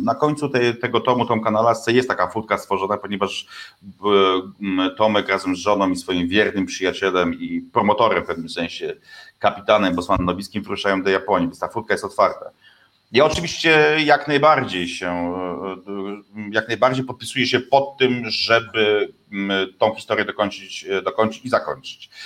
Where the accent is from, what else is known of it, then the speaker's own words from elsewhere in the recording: western Poland, Poland; skąd pochodzę, czyli zachodniej Polski